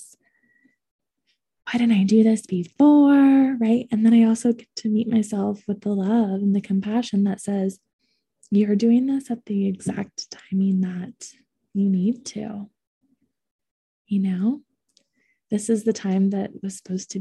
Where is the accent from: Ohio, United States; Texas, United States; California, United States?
Ohio, United States; now in Boulder, United States; I grew up in Ohio